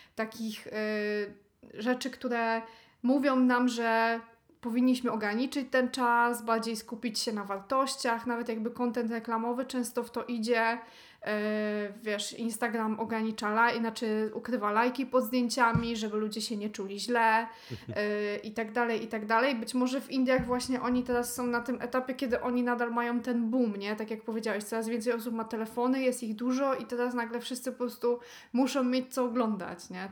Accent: Silesian Voivodeship, Poland; jestem ze Śląska

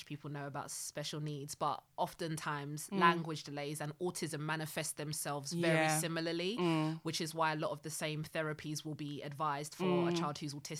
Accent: Zimbabwe; moved away; I'm from Zimbabwe.

